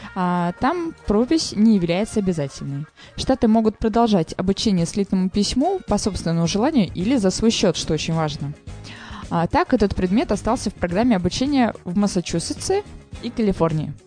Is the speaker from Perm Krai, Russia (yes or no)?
no; Saint Petersburg, Russia; я питерская